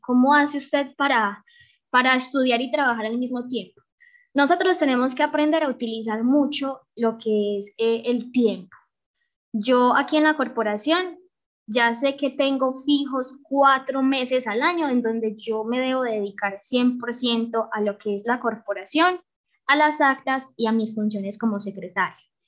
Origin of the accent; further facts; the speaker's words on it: Betania, Antioquia, Colombia; mi territorio, amo mi territorio, mi tierra, mi Betania